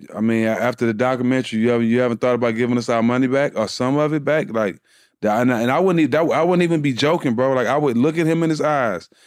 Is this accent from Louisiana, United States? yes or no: no; Port Arthur, Texas, United States; being from Port Arthur, Texas, nobody n, never n, heard about my city till … came about